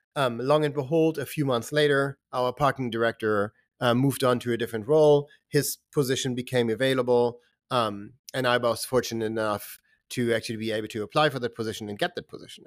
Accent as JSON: {"language": "English", "country": "Germany", "tie": "born or raised there", "also_born_or_lived": "Boston, Massachusetts / Lowell, Massachusetts", "moved": "as an adult", "said": "I grew up in Germany"}